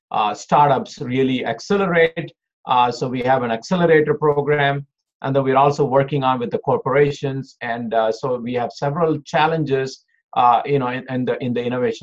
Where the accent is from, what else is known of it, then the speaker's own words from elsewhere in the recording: India; moved away as an adult; also born or lived in Oklahoma, United States; now in Detroit, United States; I was born in India. I did my schooling. I finished my bachelor's out of India. Then I came to US for my master's